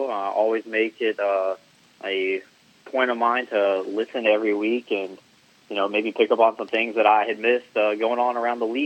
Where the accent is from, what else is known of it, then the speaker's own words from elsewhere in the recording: Wake Forest, North Carolina, United States; I lived in Wake Forest my entire life until I went to college um, at ECU.